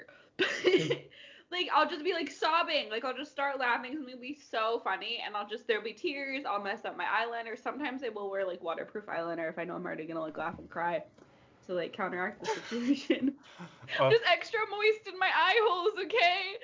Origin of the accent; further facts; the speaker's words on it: Washington, United States; moved away as an adult; now in Nashville, United States; we're both originally from Washington State. I currently live, like 20 minutes outside of Nashville, Tennessee